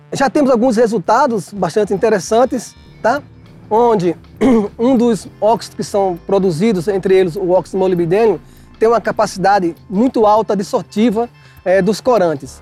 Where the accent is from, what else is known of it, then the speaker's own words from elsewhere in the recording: João Pessoa, Paraíba, Brazil; now in Bauru, Brazil; sou de João Pessoa, da Paraíba, e sou professor da Unesp de Bauru